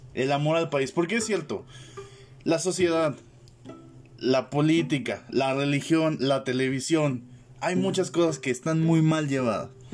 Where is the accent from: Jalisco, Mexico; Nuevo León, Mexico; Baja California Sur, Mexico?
Baja California Sur, Mexico; La Paz; yo soy de La Paz